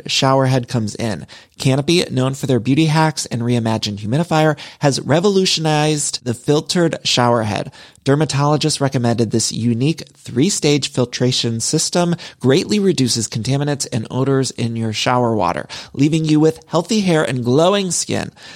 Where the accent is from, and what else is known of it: Ohio, United States; now in Los Angeles, United States